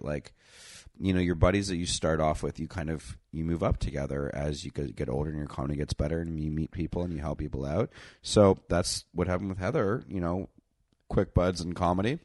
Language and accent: English; Canada; I'm Canadian